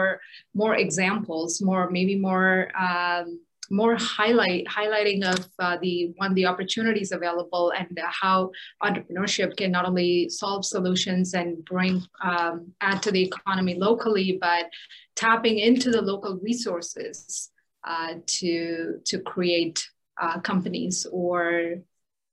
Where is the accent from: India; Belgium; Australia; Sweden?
India; moved away; my experience growing up in India